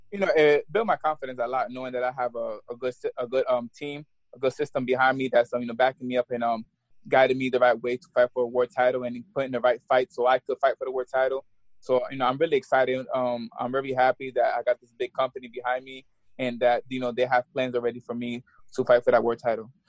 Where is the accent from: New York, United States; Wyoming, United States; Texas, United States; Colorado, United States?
New York, United States; Albany; I'm from New York.